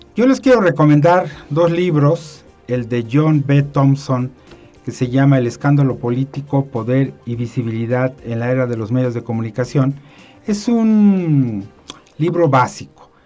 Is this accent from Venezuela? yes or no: no; Mexico; como la mexicana, de donde soy eh, originario